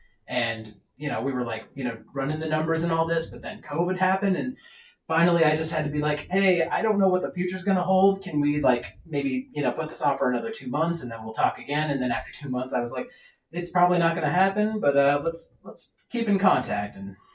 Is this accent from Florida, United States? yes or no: no; Olympia, Washington, United States; I'm born and raised in Olympia